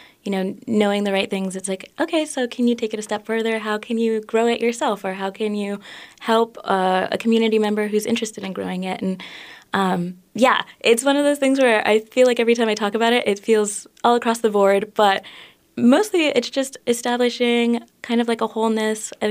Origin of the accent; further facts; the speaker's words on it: Minneapolis, Minnesota, United States; I was born and raised in the Twin Cities for the most part.